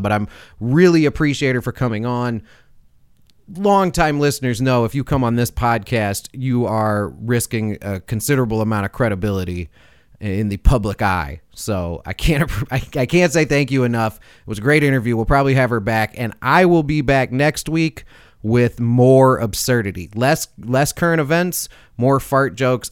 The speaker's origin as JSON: {"language": "English", "town": "Chicago", "region": "Illinois", "country": "United States", "moved": "yes", "said": "I'm from Chicago originally. Like most of my family's still there"}